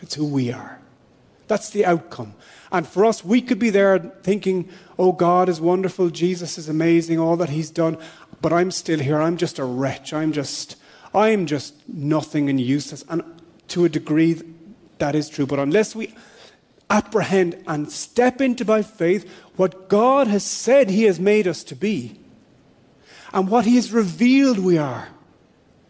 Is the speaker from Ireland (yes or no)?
yes; Ireland; I'm an Irish citizen